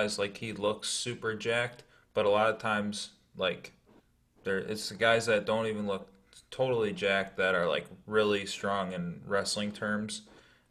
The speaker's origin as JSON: {"language": "English", "region": "Wisconsin", "country": "United States", "tie": "born or raised there", "said": "growing up in Wisconsin"}